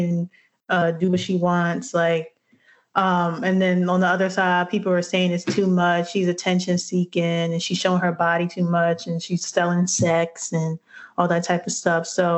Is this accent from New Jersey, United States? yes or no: yes; New Jersey, United States; I'm from Jersey.